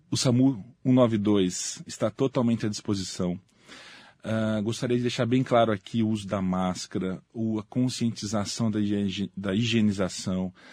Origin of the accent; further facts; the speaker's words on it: José Bonifácio, São Paulo, Brazil; born there; also born or lived in Santos; Eu nasci na cidade de José Bonifácio, no interior de São Paulo.